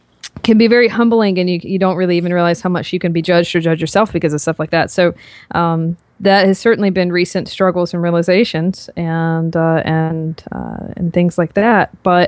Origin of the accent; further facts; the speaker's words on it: North Carolina, United States; So I grew up in North Carolina and I did not have any sort of intentions of going into the fitness industry.